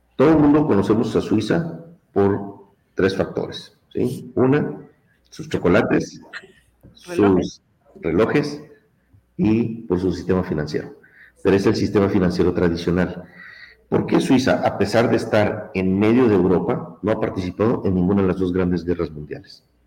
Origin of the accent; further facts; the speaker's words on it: Mexico; now in United States; Yo soy mexicano de nacimiento, también tengo la ciudadanía mexicana